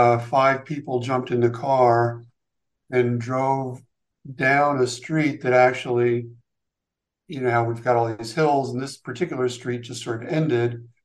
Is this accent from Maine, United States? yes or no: no; Hawaii, United States; born there; also born or lived in Seattle / California / Afghanistan / Long Island, New York; I was actually born out west. I was born in Hawaii. We moved around a lot when I was younger.